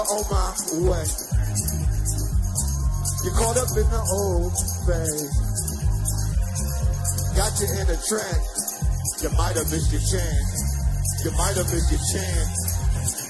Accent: Compton, California, United States; I'm from Compton, California

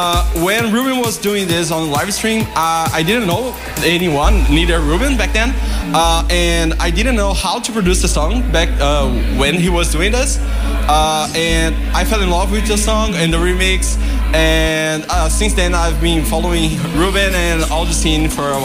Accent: Brazil; I'm from Brazil

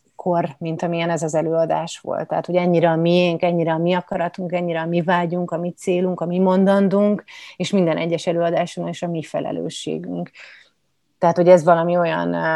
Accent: Budapest, Hungary; also born or lived in Kaposvár; Én egyébként budapesti vagyok

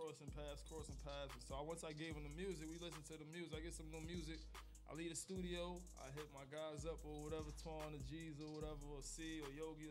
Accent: New York City, New York, United States; I'm from Northside Queens, but I'm representing Northside and Southside Queens.

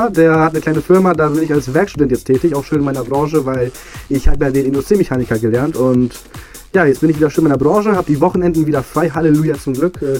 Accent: Poland; Also ich war, glaube ich, äh, abgesehen von Polen, mein Heimatort, war ich in zwei, drei verschiedenen Ländern.

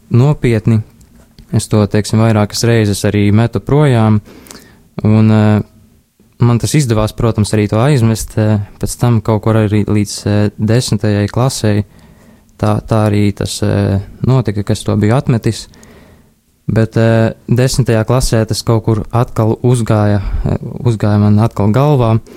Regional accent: Līvāni, Latgale, Latvia; es esmu no Līvāniem, esmu no Līvānu Romas katoļu draudzes.

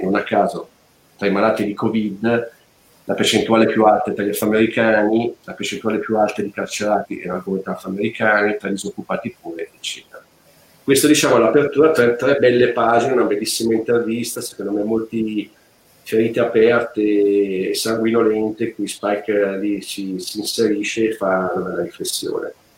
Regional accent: Lecco, Lombardy, Italy; Io sono di Lecco, dall'altro ramo del lago

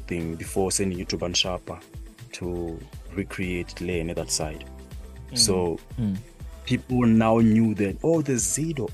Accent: South Africa; we grew up together here in Maikasi here.

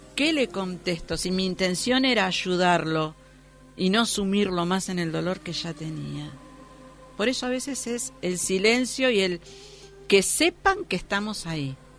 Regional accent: Argentina

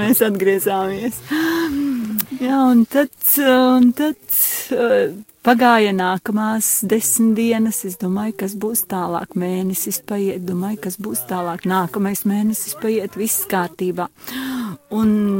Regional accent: Gulbene, Gulbene Municipality, Latvia; Es esmu no Gulbenes draudzes

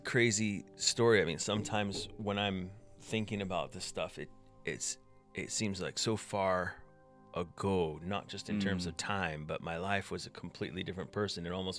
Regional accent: United States; accent: mishmash; also born or lived in Scotland / England; now in United Kingdom; I'm American. My accent, I've been told, is a bit of a mishmash at this point.

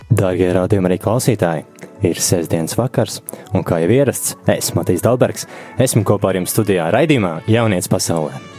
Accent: Valka, Vidzeme, Latvia; esmu no Valkas, kur es dzīvoju pilsētā desmit gadus bez baznīcas

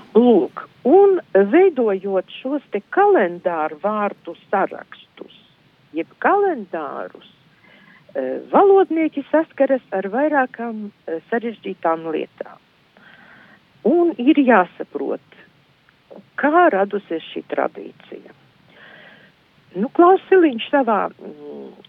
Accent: Izvalta, Latgale, Latvia; moved away as an adult; also born or lived in Šēdere, near Ilūkste; apmēram piecu gadu vecumā es nokļuvu pie vecmāmiņas. Un tas, tas bija izvaltas apkārtnē.

